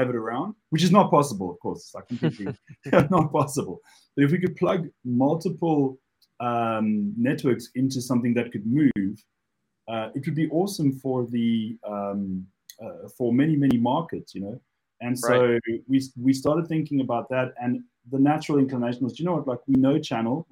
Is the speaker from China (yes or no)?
no; Cape Town, Western Cape, South Africa; moved away as an adult; now in United Kingdom; those of you who picked up the accent, I'm originally from Cape Town, South Africa. But I've been now in the UK almost 15 years